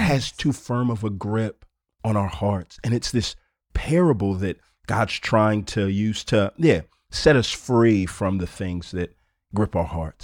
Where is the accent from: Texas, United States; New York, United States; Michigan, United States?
Texas, United States; Houston; I grew up here in Houston, Texas